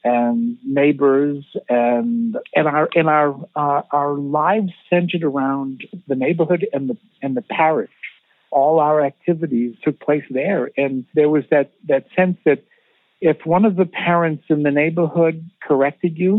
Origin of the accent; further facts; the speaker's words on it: Quincy, Massachusetts, United States; I grew up in Quincy. My family was from South Boston